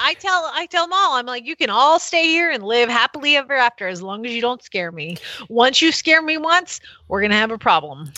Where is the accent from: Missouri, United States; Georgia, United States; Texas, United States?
Georgia, United States